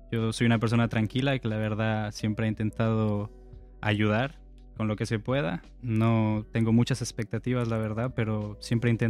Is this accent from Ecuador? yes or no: yes; Ecuador; now in Spain; Entonces, yo cuando llegué de Ecuador a España, la gente me criticaba un poco por mi acento y tal